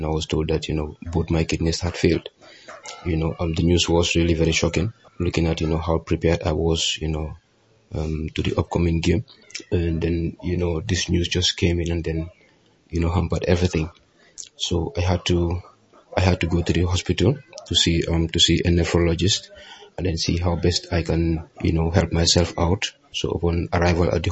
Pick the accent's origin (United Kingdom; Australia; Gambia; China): Gambia; here in the Gambia